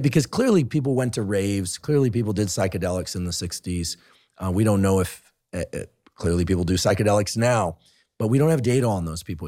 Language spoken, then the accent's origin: English; Bay Area, California, United States; I grew up in the Bay Area